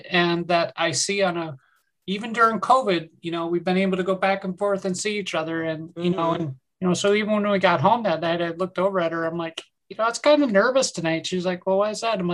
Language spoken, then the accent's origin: English; New York, United States; I'm from New York.